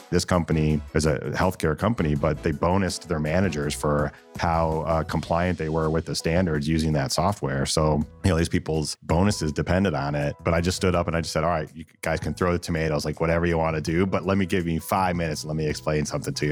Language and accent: English; Northern Ohio, United States; also born or lived in New Jersey; now in Columbus, United States; I'm from Northern Ohio